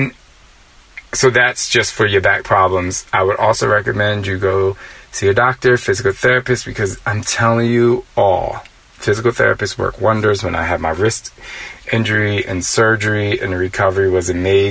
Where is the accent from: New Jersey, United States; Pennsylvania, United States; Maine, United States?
New Jersey, United States; moved away; also born or lived in Philadelphia / New York City; I'm from Jersey, and the East Coast is so fast. I do realize that growing up on the East Coast